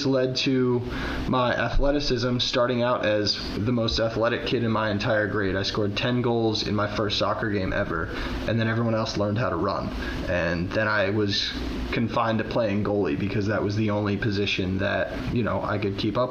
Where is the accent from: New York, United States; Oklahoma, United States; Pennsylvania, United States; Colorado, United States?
Pennsylvania, United States; Philadelphia; So I grew up very close to Philadelphia.